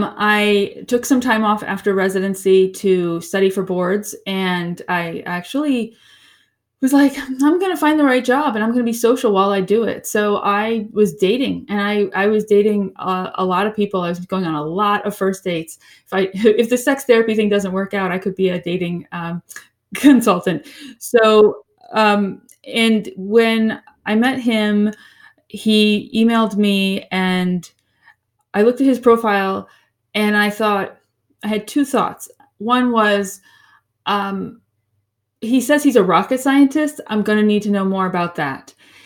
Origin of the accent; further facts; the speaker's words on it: Florida, United States; also born or lived in New York; Okay. Well, I am originally from Florida. And then I sort of lived in two homes, both my father's and my mother's. She was in upstate New York.